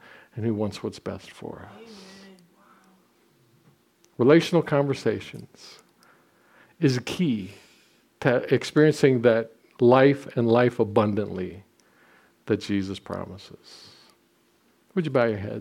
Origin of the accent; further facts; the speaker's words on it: Southwest Ohio, United States; I'm a hillbilly from Southwest Ohio